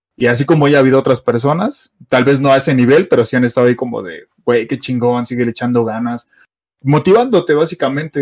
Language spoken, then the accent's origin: Spanish; Mexico City, Mexico; soy de la Ciudad de México, soy chilango